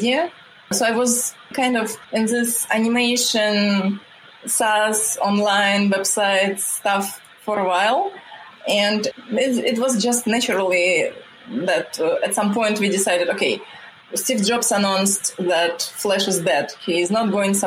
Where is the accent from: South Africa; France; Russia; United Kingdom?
Russia; English is a second language; moved away as an adult; now in United States; I came from Russia where we don't have this big of gap between men and women